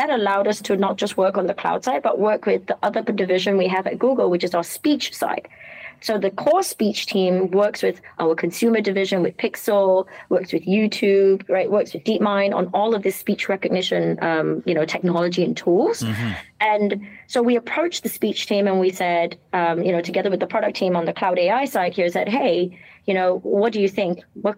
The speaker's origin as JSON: {"language": "English", "country": "Malaysia", "accent": "British", "said": "I am Malaysian. I know you hear a British accent, and but I'm Malay, Chinese, Indian, and Portuguese. So Peranakan and Manyonya. And I'm sure my Manglish will come out at some point."}